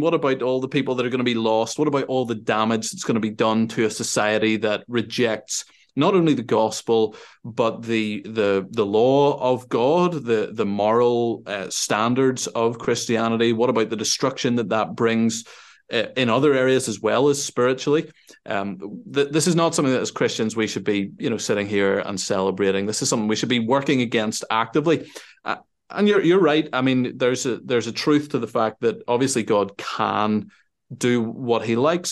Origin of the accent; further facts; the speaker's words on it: Northern Ireland, United Kingdom; also born or lived in Sweden; I grew up here in Northern Ireland